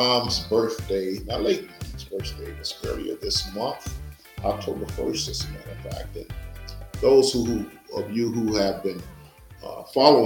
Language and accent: English; Natchez, Mississippi, United States; moved away; my hometown, Natchez, Mississippi